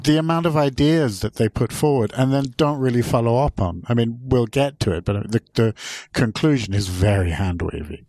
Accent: England, United Kingdom; now in Sweden; I'm not originally Swedish. I'm actually English

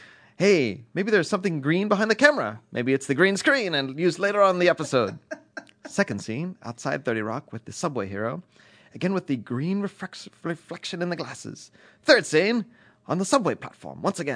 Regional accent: United States; I'm American.

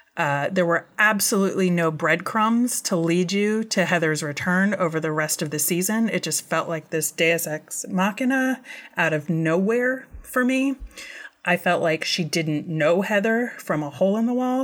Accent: United States; being an American

